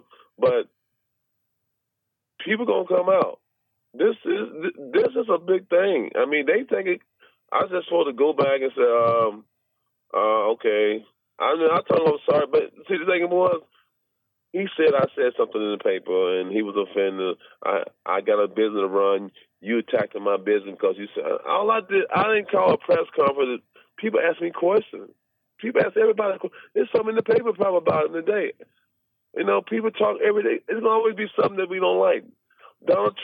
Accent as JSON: {"language": "English", "region": "the South", "country": "United States", "tie": "born or raised there", "moved": "yes", "said": "I was raised in the South for a long time."}